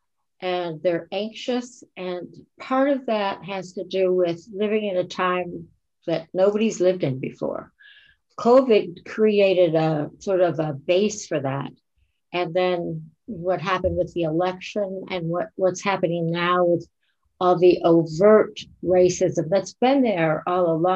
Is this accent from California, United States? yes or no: no; Florida Keys, United States; I grew up in the Florida Keys at a time when it was safe to roam and be curious